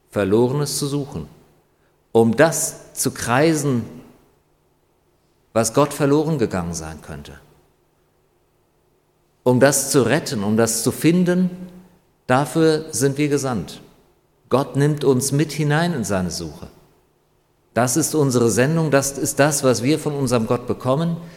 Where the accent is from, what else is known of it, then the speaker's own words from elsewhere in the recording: North Rhine-Westphalia, Germany; now in Griesheim, Germany; Also liebe Leute, ich komme aus dem Ruhrgebiet, ich weiß, wovon ich rede. Und hier in Griesheim geht es wirklich deutlich besser.